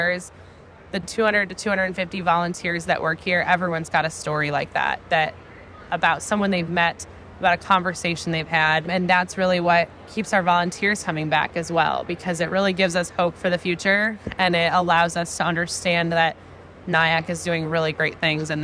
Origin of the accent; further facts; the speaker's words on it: New York, United States; as a New Yorker